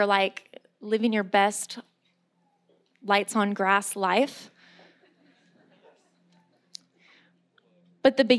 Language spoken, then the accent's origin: English; San Diego, California, United States; moved away; I'm from San Diego